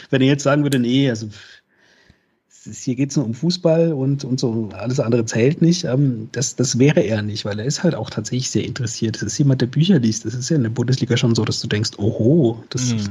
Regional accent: Freiburg, Baden-Württemberg, Germany; gerade als Freiburger, weil man normalerweise äh, ja, wir sind ja harmlos, uns mag ja jeder.

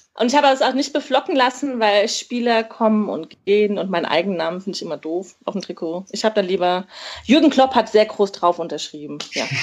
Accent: Mainz, Rhineland-Palatinate, Germany; ich komme halt gebürtig aus Mainz

